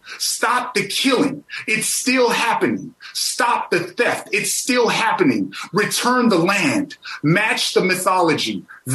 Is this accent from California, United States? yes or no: no; Amskapi Piikani Nation, Montana, United States; I come from the Amskapi Pagani Nation.